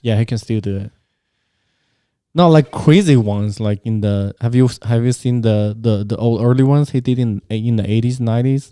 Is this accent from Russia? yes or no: no; China; moved away; growing up in China